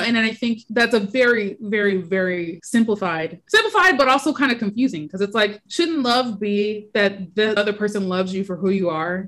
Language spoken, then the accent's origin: English; Indianapolis, Indiana, United States; I am from Indianapolis, Indiana, and I am an editor by day